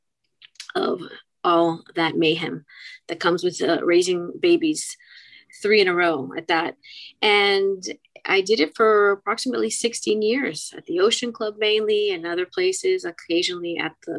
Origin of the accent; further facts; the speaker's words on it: Miami, Florida, United States; also born or lived in Key Biscayne, Florida; I'm one of the few Miami natives, born and raised, Doctor's Hospital, 1969